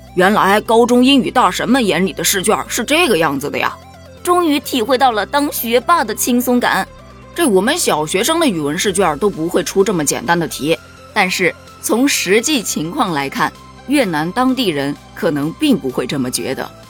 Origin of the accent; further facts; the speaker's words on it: China; 作为中国人，我骄傲